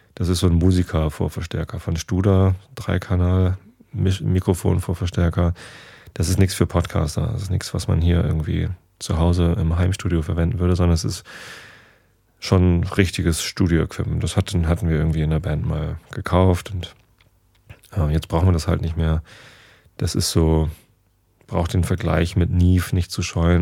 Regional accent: Northern Germany, Germany; Wir Norddeutschen sind ja ähm, anders zum Beispiel als Rheinländer.

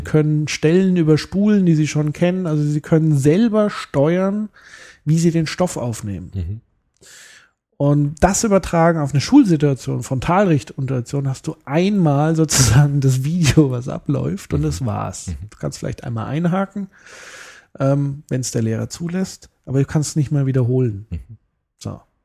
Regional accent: Germany; ich bin ein Deutscher, der Spanisch lernen will

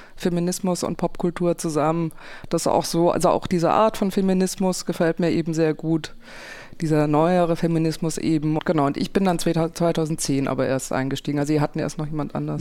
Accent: Konstanz, Baden-Württemberg, Germany; moved away; Ich den Dialekt höre von da, wo ich herkomme, aus Konstanz vom Bodensee

